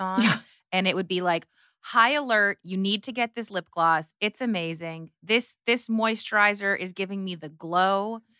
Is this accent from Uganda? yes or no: no; Canada; moved away as an adult; also born or lived in Hungary / New York; I was raised in Canada. I am the child of Hungarian immigrants